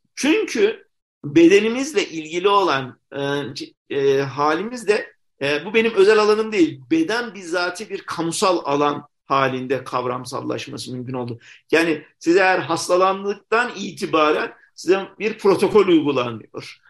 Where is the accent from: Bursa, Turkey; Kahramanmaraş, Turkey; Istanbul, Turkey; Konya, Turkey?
Konya, Turkey; moved away as an adult; dinsel anlamda muhafazakar bir şehirde yaşadığım için yani çocukluğumda e, sonra tabi yurt dışı tecrübem şey oldu ama kaçıncı olarak tekrar Konya'ya geri döndüğümü